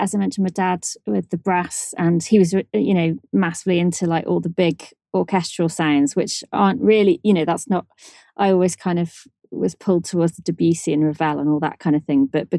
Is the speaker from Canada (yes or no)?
no; Shrewsbury, West Midlands, United Kingdom; Yep, Shrewsbury. Yeah.